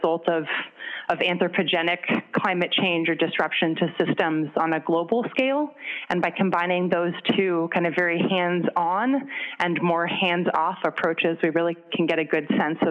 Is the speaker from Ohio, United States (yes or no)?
no; California, United States; moved away as an adult; now in Minnesota, United States; I grew up in California in a very outdoorsy family